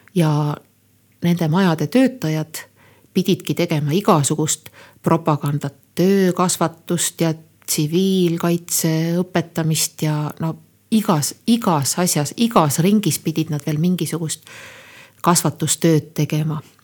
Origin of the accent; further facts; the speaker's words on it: Põltsamaa, Jõgeva County, Estonia; olen pärit Põltsamaa kihelkonnast ja noh, nagu olen korduvalt siin öelnud, et äh, lapsepõlvemälestusi Põltsamaalt on üksjagu.